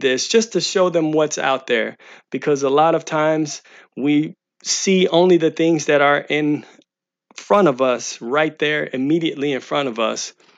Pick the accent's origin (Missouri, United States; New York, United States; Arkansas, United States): Missouri, United States; St. Louis; moved away; St. Louis, Missouri, which is my hometown